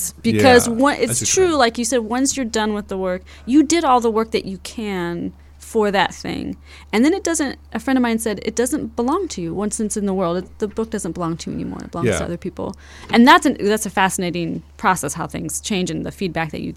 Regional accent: Fresno, California, United States; moved away as an adult; now in Chicago, United States; we grew up in Fresno, California, in the valley

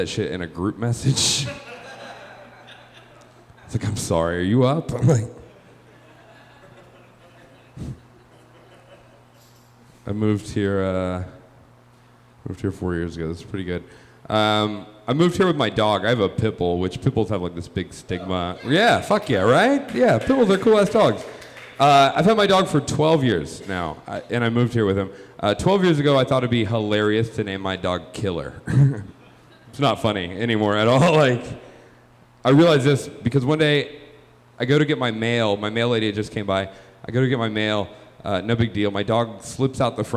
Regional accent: Georgia, United States; moved away as an adult; now in Chicago, United States; I am originally from Georgia. I am from the South.

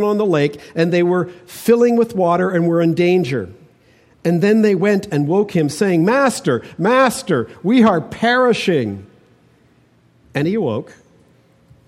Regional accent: Toronto, Ontario, Canada; now in British Columbia, Canada; growing up in Toronto

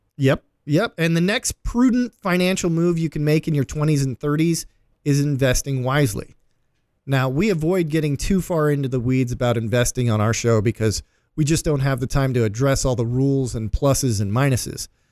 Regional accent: Cleveland, Ohio, United States; my hometown, Cleveland

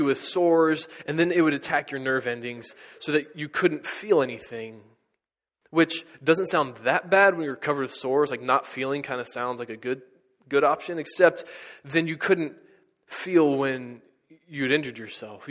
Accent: United States; As Americans

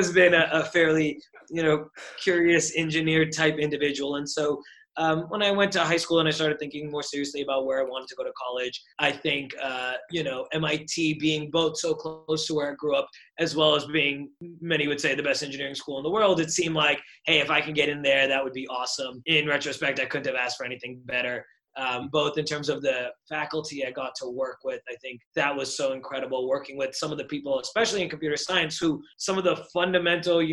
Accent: Burlington, Massachusetts, United States; moved away as an adult; also born or lived in Boston, Massachusetts; now in San Francisco, United States; I grew up in the town I grew up in Burlington, Massachusetts

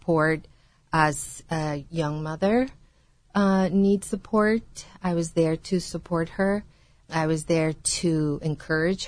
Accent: Guatemala; now in United States; I was born in Guatemala and was an immigrant

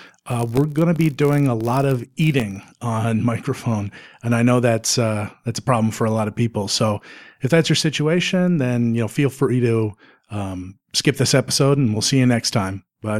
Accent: Canada; I'm a Canadian.

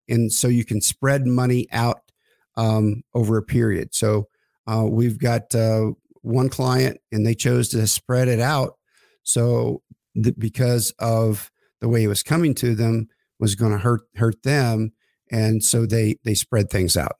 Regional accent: Oklahoma, United States; I grew up in Oklahoma

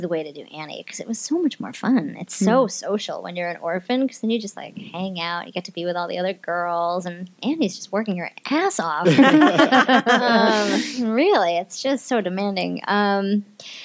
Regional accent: near University of Vermont, United States; I grew up near University of Vermont

